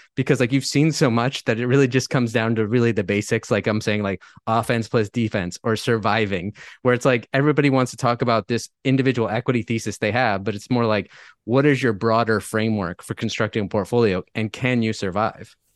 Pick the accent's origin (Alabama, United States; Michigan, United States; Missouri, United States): Michigan, United States; now in Napa, United States; I, I grew up in Michigan, have lived all over the U S, all over the world, but I've been living here in paradise for about thirteen years